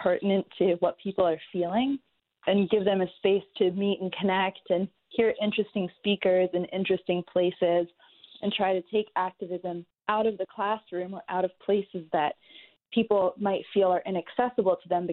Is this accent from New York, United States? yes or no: yes; New York, United States; my own experience growing up in New York